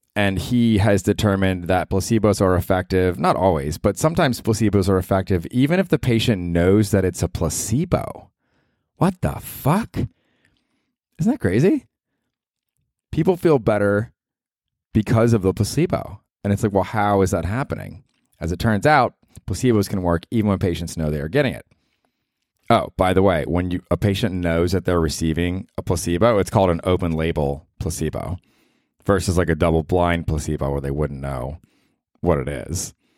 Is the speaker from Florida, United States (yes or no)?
yes; Tampa, Florida, United States; now in New York, United States; growing up in Tampa